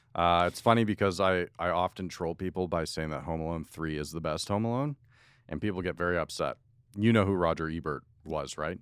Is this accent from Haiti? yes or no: no; outside of Toronto, Ontario, Canada; growing up outside of Toronto